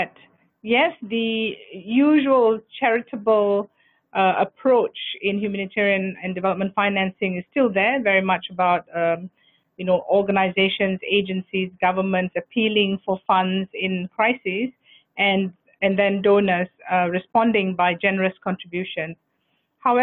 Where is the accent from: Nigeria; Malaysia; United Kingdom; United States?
Malaysia; I am a Malaysian nationality